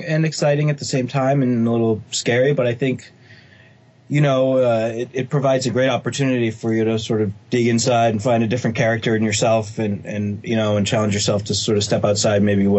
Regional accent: outside of Boston, Massachusetts, United States; moved away as an adult; now in Los Angeles, United States; Well, I grew up outside of Boston, Massachusetts.

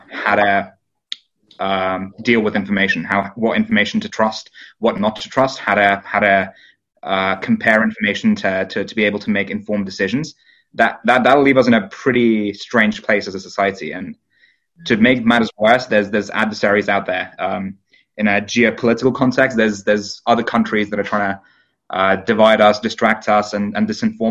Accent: United Kingdom; My hometown happened to be the highest Brexit voting town in the UK

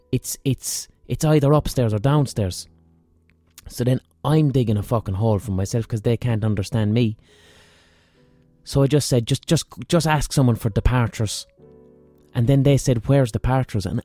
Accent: Ireland; I'm Irish

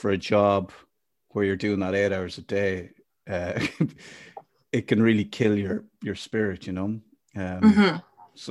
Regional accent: Ireland; being an Irish man

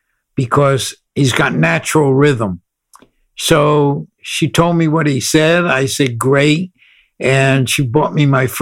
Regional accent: New Haven, Connecticut, United States; moved away as an adult; now in California, United States; I'm originally from New Haven, Connecticut, and grew up on the East Coast till 1986, and then came to California

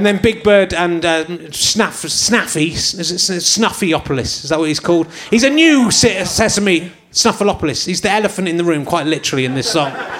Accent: England, United Kingdom; accent: English; I'm speaking in my English accent

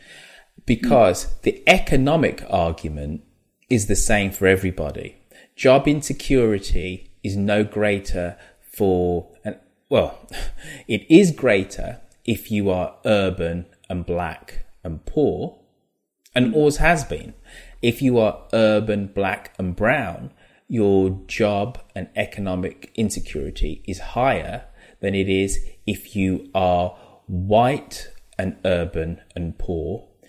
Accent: United Kingdom; As a Brit and as a black British person

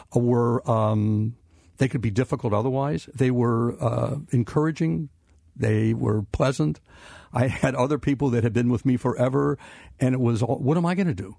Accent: Cincinnati, Ohio, United States; growing up in Cincinnati

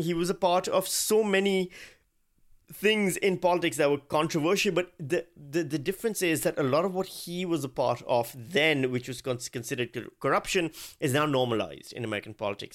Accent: Pakistan; moved away as an adult; also born or lived in Virginia, United States; I'm Pakistani. I grew up in Pakistan. I spent thirty-five years of my life in Pakistan.

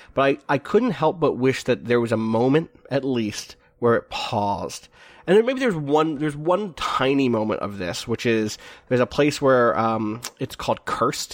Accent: New York, United States; I'm from New York

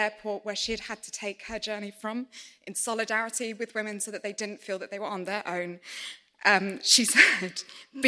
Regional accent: United Kingdom; as a British person

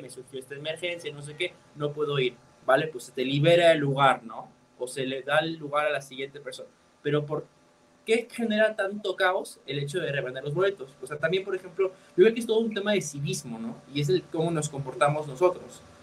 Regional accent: Mexico

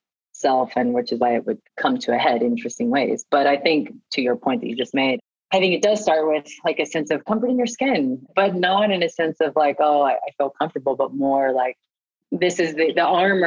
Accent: Oklahoma, United States; moved away; also born or lived in New York; growing up in Oklahoma, in a small town in Oklahoma

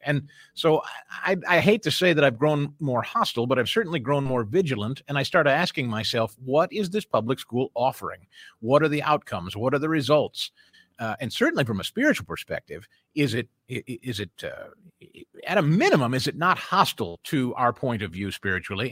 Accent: Missouri, United States; moved away; brought us back to our, well, my home state where I'm, uh, familiar with a lot of folks and I know a lot of folks. It, it had just so happened that, uh, a couple of years prior to our moving back to Missouri

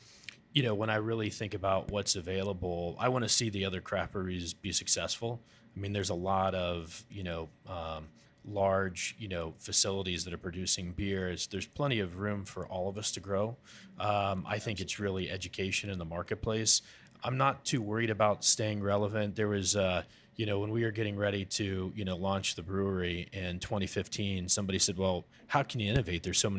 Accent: Ohio River Valley, United States; growing up in the Ohio River Valley and around that area, it was something that I thought would be, you know, awesome to bring back.

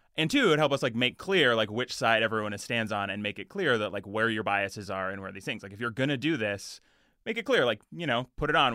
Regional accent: Edmonton, Alberta, Canada; I grew up in Edmonton

